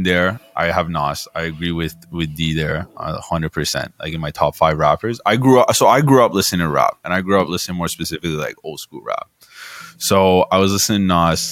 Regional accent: Toronto, Ontario, Canada; I'm from Toronto.

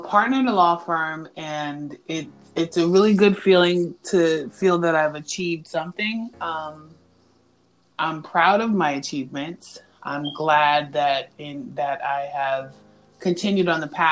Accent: New York City, New York, United States; moved away as an adult; I'm from New York, born and raised in the Bronx

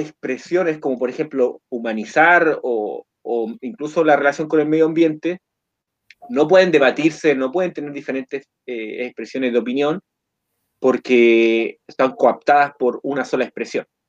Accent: Coquimbo, Chile; soy de Chile, de la cuarta región, región de Coquimbo

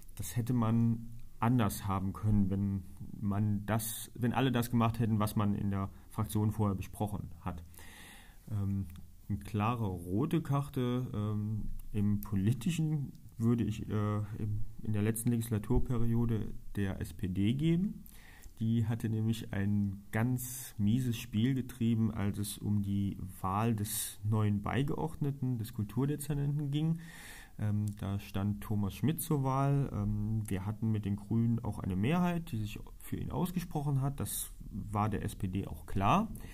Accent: Trier, Rhineland-Palatinate, Germany; bin gebürtiger Trierer, bin verheiratet, wohne mit meiner Frau auf Mariahof

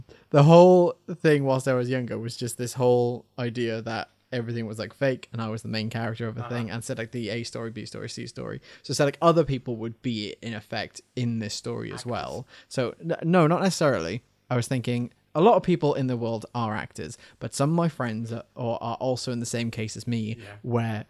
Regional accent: Wales, United Kingdom; I'm Welsh.

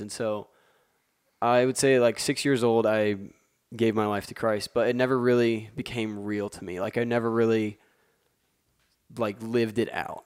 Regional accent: West Lafayette, Indiana, United States; I'm from West Lafayette, Indiana, um, born and raised

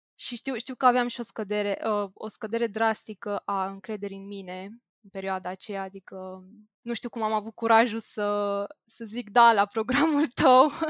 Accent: Bucharest, Romania; sunt din București, am 26 de ani

